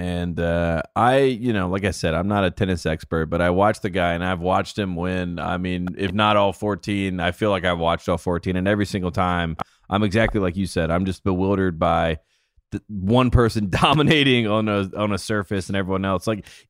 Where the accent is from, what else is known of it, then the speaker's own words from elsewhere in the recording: United States; as an American